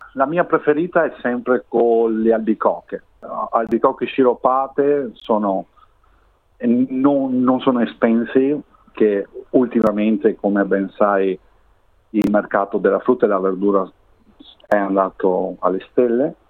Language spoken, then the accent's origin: Italian; Rovigo, Veneto, Italy; moved away as an adult; io vengo da una piccola città del Veneto, si chiama Rovigo